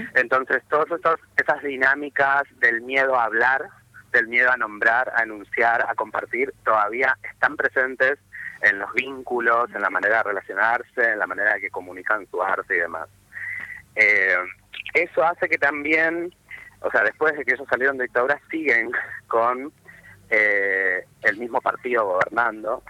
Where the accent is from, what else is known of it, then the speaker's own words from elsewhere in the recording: Posadas, Misiones, Argentina; moved away; also born or lived in Buenos Aires; dejé mi pueblito para que no me maten, básicamente mi pueblo de frontera, en Posadas Misiones